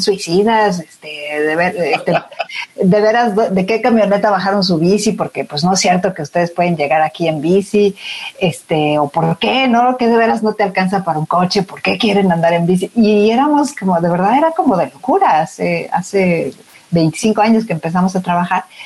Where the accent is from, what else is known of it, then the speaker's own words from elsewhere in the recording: Mexico; como sociedad mexicana